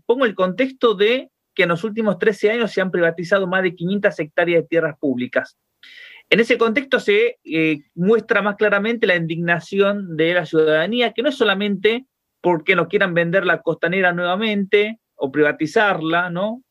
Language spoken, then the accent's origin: Spanish; Buenos Aires, Argentina; como porteños y porteñas y como habitantes de la Argentina